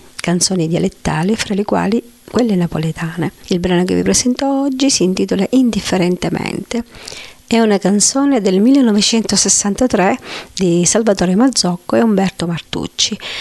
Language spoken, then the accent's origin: Italian; province of Messina, Sicily, Italy; sono siciliana della provincia di Messina